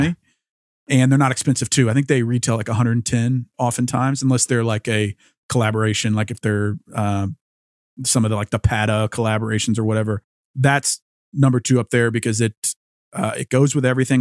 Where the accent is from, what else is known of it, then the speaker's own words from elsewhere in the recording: Louisiana, United States; growing up in Louisiana